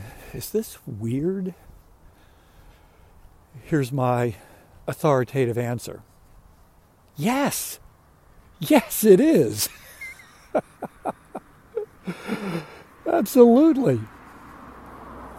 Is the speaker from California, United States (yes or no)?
no; Maryland, United States; moved away as an adult; now in South Carolina, United States; I'm from Maryland, just moved down here a little more than a year ago